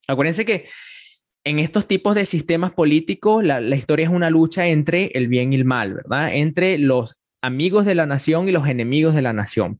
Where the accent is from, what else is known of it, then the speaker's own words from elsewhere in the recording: Venezuela; soy venezolano